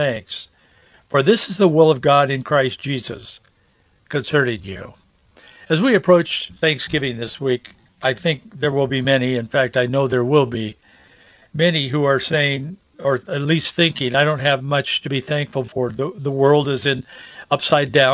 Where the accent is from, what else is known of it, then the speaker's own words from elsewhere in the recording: Yakima Valley, Washington, United States; in the orchards where I grew up in Yakima Valley